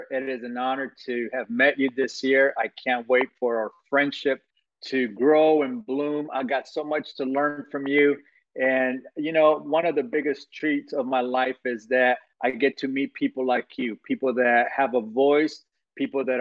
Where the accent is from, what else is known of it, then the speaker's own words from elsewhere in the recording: Guatemala; I come from Guatemala, Central America, where in 24 hours my life changed in 24 hours